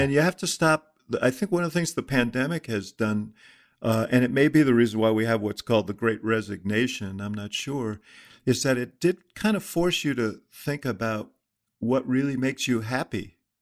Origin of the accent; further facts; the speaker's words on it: New York, United States; I grew up in Stuyvesant Town in New York